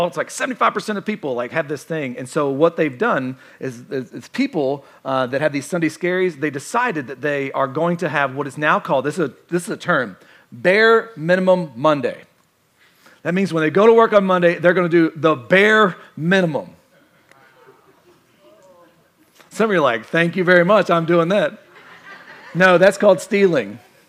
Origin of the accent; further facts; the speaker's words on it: Kentucky, United States; I'm from Kentucky